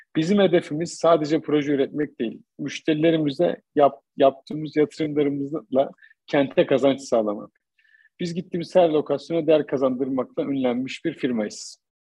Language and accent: Turkish; Kızılcahamam, Ankara, Turkey; benim doğup büyüdüğüm şehir Ankara Kızılcamam